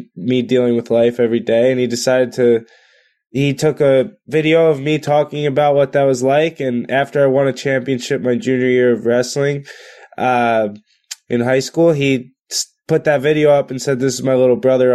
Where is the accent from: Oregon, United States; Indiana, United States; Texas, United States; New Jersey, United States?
New Jersey, United States; Spring Lake; I grew up in the Jersey Shore in, in Spring Lake, New Jersey